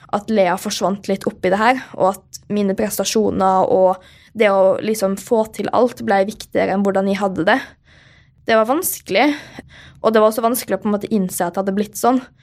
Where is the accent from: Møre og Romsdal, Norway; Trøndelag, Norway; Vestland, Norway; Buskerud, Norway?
Møre og Romsdal, Norway; Molde; moved away; Jeg er jo hjemme i Molde da, på en eh, liten tur, og det er veldig hyggelig å være her og trene litt og se familien igjen